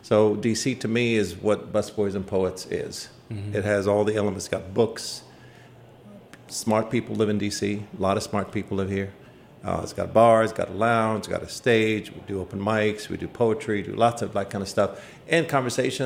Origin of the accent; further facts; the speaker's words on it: Iraq; now in Washington, United States; I lived in Washington for most of my life. I come originally from Iraq. I'm an immigrant